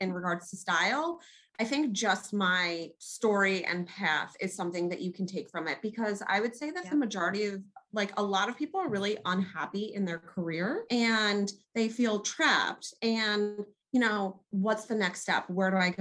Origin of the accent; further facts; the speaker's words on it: New York, United States; also born or lived in South Jersey; now in New Jersey, United States; I'm originally from New York because I just have to pay a little homage to my home state.